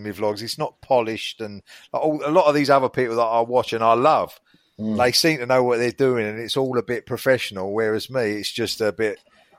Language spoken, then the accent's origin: English; United Kingdom; that's what I've named myself, because I'm British and I'm a bloke and I go to Vegas.